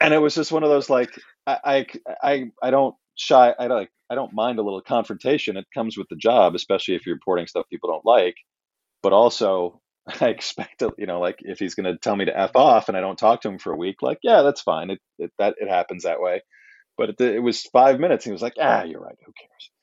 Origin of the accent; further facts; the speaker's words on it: New York City, New York, United States; growing up in Manhattan in the eighties